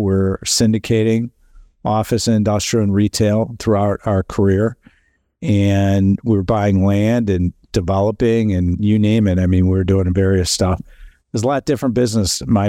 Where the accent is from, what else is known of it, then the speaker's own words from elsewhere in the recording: Chicago, Illinois, United States; now in California, United States; We are headquartered in Chicago. You probably hear my accent. Yeah. That's where our headquarters are. That's where I'm from. I moved to California about 3 years ago.